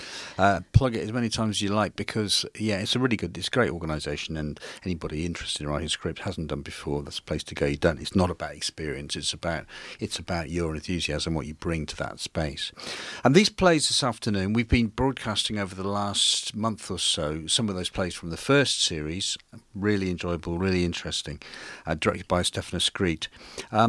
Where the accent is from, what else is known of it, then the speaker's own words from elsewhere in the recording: the south of England, United Kingdom; now in Yorkshire, United Kingdom; I'm an interloper from the south of England